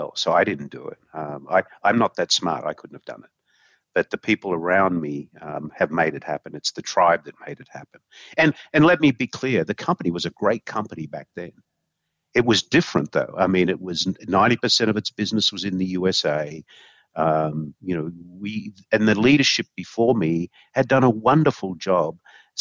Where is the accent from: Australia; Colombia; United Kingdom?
Australia; moved away; when I grew up in Australia